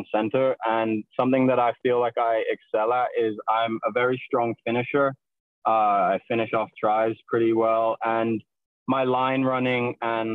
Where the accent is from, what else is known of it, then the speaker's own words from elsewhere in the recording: Wolverhampton, West Midlands, United Kingdom; moved away; my hometown in England, Wolverhampton